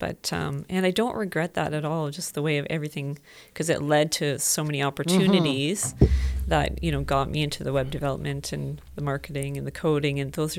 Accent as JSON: {"language": "English", "town": "Whitehorse", "region": "Yukon", "country": "Canada", "tie": "born there", "said": "I was born in Whitehorse, Yukon. We were living in a cabin, no electricity, no running water, out in the bush."}